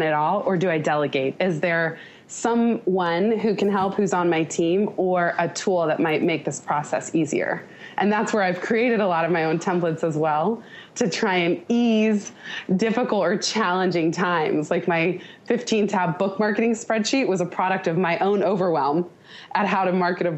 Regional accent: Palo Alto, California, United States; in my hometown. My mom happened to live in Palo Alto

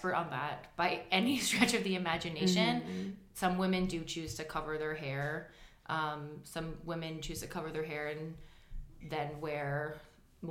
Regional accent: United States; also born or lived in Jordan; as someone who's obviously American in my appearance and when I speak

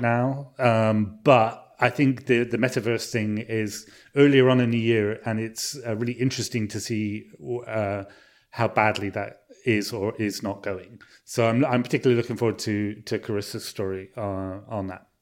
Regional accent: Bristol, South West England, United Kingdom; It's actually set in Bristol, set in my hometown.

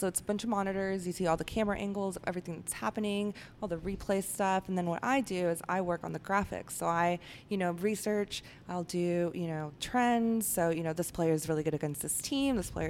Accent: Dallas, Texas, United States; I grew up here around the Dallas area. Moved here when I was 15.

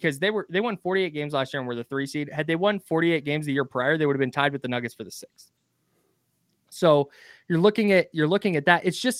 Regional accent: California, United States; Yeah, growing up in the Bay Area, I was a Warriors fan my whole life, right?

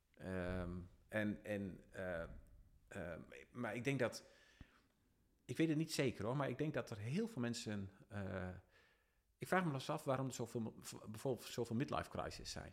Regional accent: Dalfsen, Overijssel, Netherlands; also born or lived in Emmen; ik kom uit Dalsen

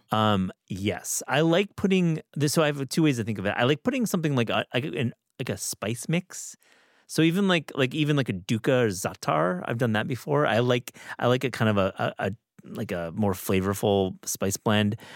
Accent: Midwest, United States; moved away; growing up in the Midwest

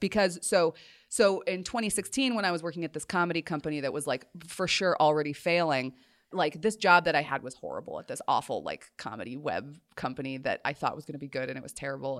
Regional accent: Colorado, United States; moved away; growing up in Colorado, just because you're, and particularly, like, we lived on a mountain

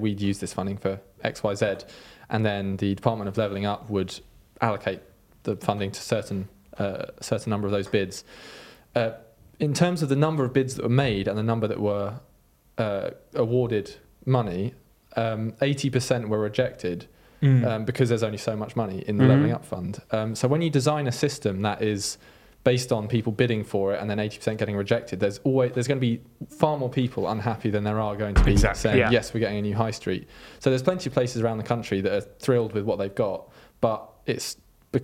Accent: Yorkshire and the Humber, United Kingdom; As a Yorkshireman

